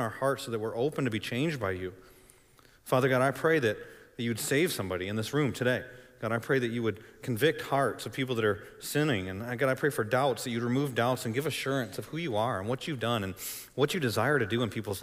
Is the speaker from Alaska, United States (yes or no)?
no; Michigan, United States; moved away; I grew up in Michigan